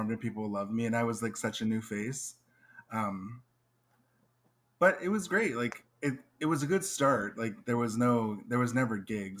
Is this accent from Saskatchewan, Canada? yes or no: yes; Regina, Saskatchewan, Canada; moved away as an adult; now in Winnipeg, Canada; From Regina, Saskatchewan